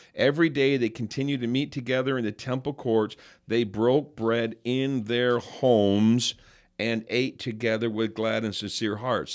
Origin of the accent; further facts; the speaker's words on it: New York, United States; I'm from New York